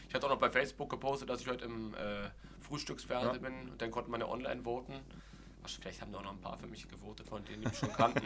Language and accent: German; Berlin, Germany; gebürtiger Berliner